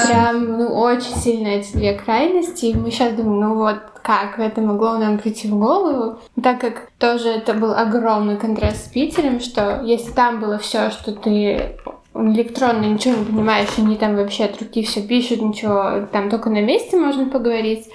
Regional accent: Latvia; accent: Latvian accent (in Russian, now gone); first language Russian; я ходила всю жизнь в Латыш латышской школы

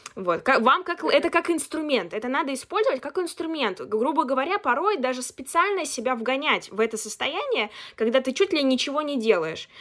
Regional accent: Chelyabinsk, Chelyabinsk Oblast, Russia; moved away as an adult; now in Moscow, Russia

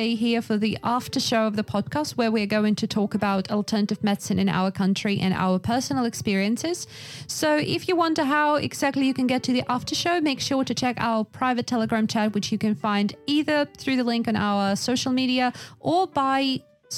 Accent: Yakutia, Sakha Republic, Russia; I'm from Yakutia

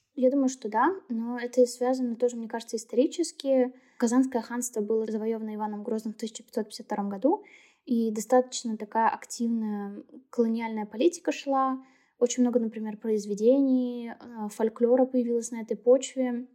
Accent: Naberezhnye Chelny, Tatarstan, Russia; я сама родом из Челнов.

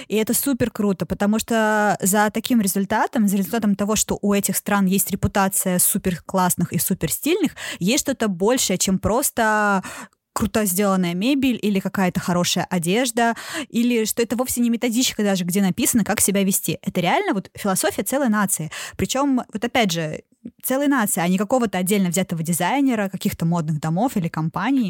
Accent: Sosnovy Bor, Leningrad Oblast, Russia; школьные экскурсии, когда мы приезжали из Соснового Бора, городка

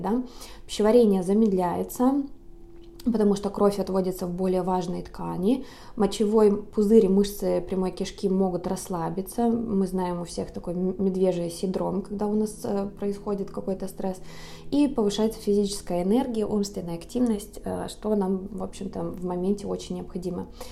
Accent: Lake Baikal, Siberia, Russia; now in Los Angeles, United States; сама я родом из Сибири, родилась на озере Байкал, сейчас живу в городе Лос-Анджелес

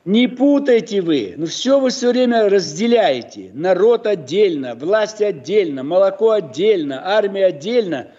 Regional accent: Almaty, Kazakhstan; я родился в Алмате, далеко-далеко от Питера

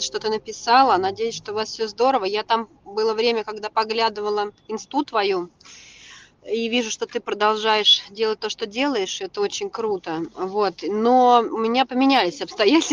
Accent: Russia; moved away as an adult; я русская

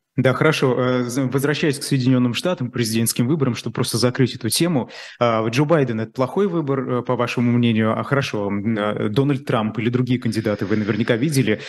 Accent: Bashkortostan, Russia; я как журналист из Башкирии

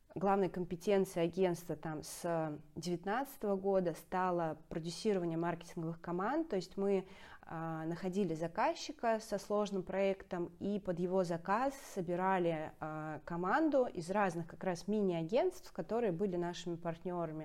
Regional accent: Saint Petersburg, Russia; петербурженка, это очень важная часть моего, моей самоидентификации

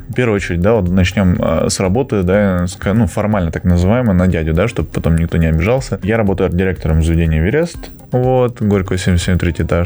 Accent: Georgia; now in Russia; Я, э, я сам по национальности не русский, я грузин.

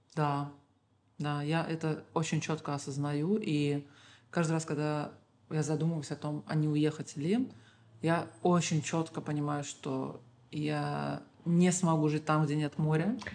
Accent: Baku, Azerbaijan; Я всегда говорю бизимкеляр и имею в виду людей с Азербайджана

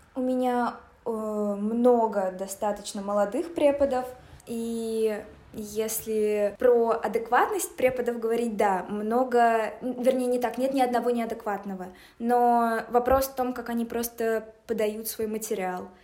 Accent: Nizhny Novgorod, Nizhny Novgorod Oblast, Russia; moved away as an adult; now in Moscow, Russia; я из Нижнего Новгорода, училась вместе с Ваней в сороковом лицее

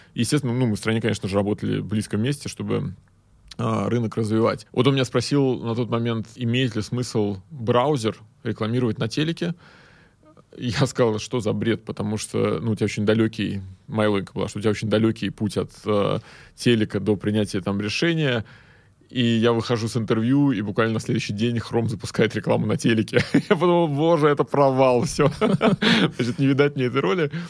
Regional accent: Saint Petersburg, Russia; Я из Питера сам

